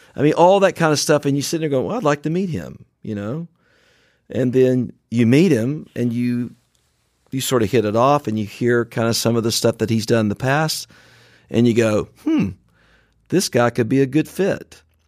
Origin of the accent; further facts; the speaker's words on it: Franklin, Tennessee, United States; recorded in a warehouse in my hometown of Franklin, Tennessee